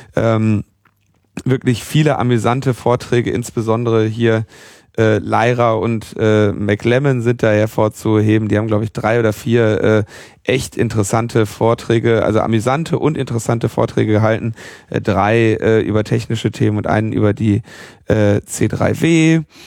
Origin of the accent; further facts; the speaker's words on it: Berlin, Germany; als Berliner